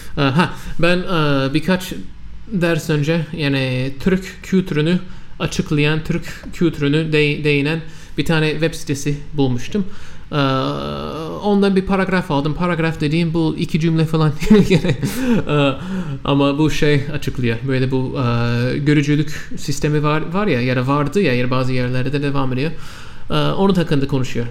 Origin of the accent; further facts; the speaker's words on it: United States; first language English; Turkish is a second language; ben Amerikalıyım. Benim anne dilim İngilizce